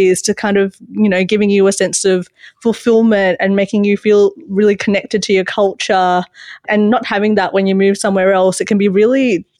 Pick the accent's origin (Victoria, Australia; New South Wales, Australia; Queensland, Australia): New South Wales, Australia; Sydney; moved away as an adult; now in Melbourne, Australia; I grew up in Western Sydney